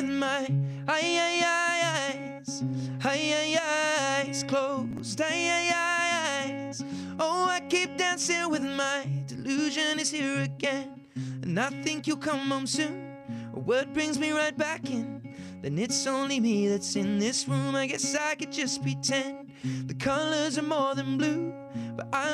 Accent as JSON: {"language": "English", "country": "United Kingdom", "said": "comes from being British. I think in Britain"}